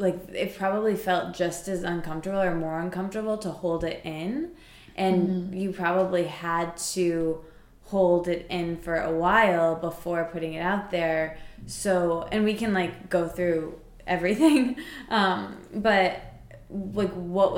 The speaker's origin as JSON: {"language": "English", "town": "East Lansing", "region": "Michigan", "country": "United States", "tie": "born or raised there", "moved": "yes", "lives_now": "New York, United States", "said": "I'm from East Lansing."}